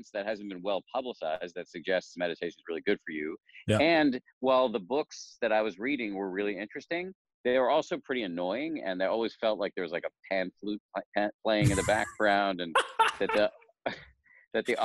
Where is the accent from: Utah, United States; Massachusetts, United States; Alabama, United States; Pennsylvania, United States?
Massachusetts, United States; Newton; I grew up in Newton, Massachusetts